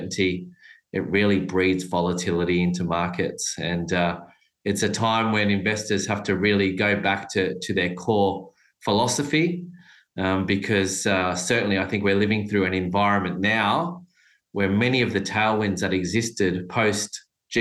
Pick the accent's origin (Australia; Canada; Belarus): Australia; as an Australian investing in Australia